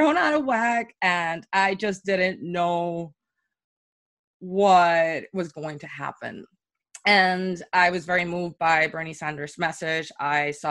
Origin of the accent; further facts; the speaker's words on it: Puerto Rico; moved away as an adult; now in New York, United States; I moved to New York from Puerto Rico back in 2016, right before the election